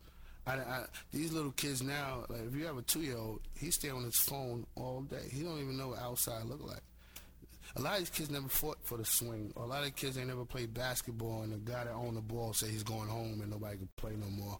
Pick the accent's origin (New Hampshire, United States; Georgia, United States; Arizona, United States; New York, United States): New York, United States; New York City; Being from Flushing